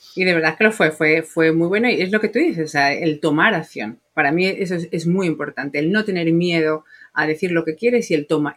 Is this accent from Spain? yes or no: yes; Spain; moved away as an adult; now in United States; yo soy española